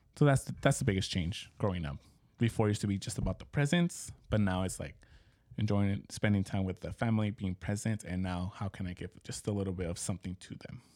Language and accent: English; Mexico; moved away; growing up in Mexico, it was huge